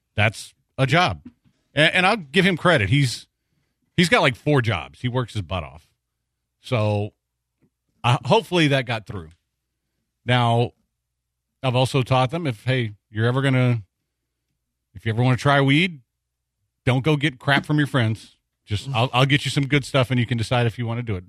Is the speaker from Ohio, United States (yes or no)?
no; Texas, United States; I'm a Texan